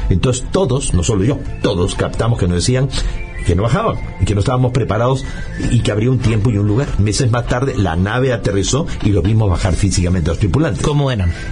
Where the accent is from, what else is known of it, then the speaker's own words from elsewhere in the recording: Peru; O sea, yo estabas soy peruano, este, justamente nací el 12 de diciembre del año 55